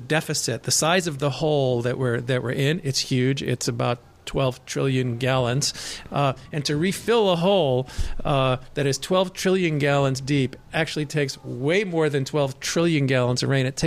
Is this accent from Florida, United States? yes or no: no; Rhode Island, United States; now in Southern California, United States; I'm from Rhode Island